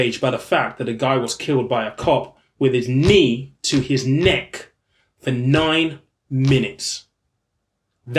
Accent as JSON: {"language": "English", "area": "East Sussex", "region": "South East England", "country": "United Kingdom", "tie": "born or raised there", "said": "I grew up in East Sussex."}